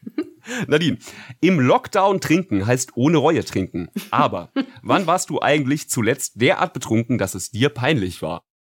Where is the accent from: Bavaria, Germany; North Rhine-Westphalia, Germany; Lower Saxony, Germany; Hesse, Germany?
Hesse, Germany; Frankfurt; als Frankfurter